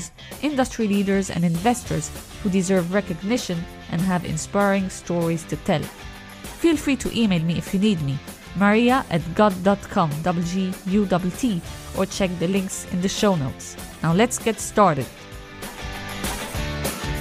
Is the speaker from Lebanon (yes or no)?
yes; Lebanon; now in Italy; I come from Lebanon